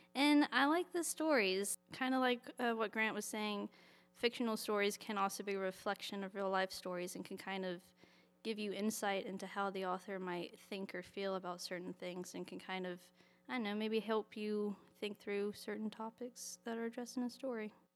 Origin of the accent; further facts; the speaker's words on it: Birmingham, West Midlands, United Kingdom; moved away; Birmingham, which is where I grew up